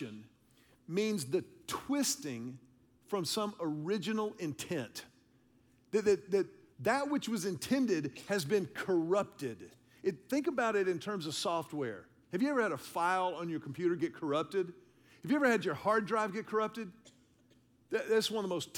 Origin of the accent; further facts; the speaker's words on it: Houston, Texas, United States; I'm a city kid. I grew up in Houston.